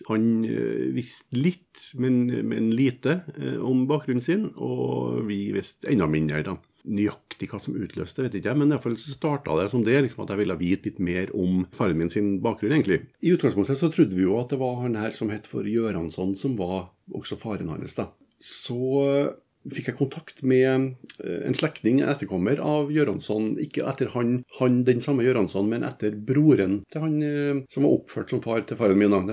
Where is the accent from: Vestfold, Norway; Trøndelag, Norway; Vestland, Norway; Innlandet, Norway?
Trøndelag, Norway; Trondheim; født og oppvokst her i Trondheim.